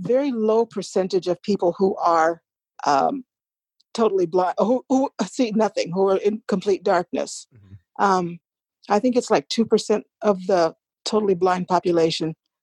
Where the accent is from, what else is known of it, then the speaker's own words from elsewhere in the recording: Biloxi, Mississippi, United States; I was born in Biloxi, Mississippi